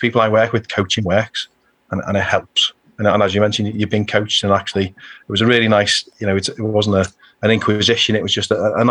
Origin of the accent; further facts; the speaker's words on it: Birkenhead, North West England, United Kingdom; I'm from Birkenhead, you know, a working class lad.